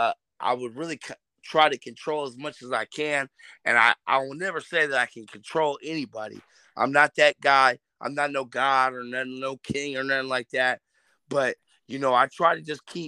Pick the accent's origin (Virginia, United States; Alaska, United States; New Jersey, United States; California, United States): California, United States; Richmond; I'm a cat from Richmond